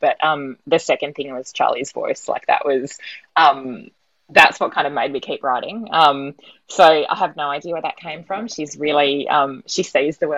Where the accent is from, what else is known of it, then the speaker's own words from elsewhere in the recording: Sydney, New South Wales, Australia; now in Melbourne, Australia; I'm from Sydney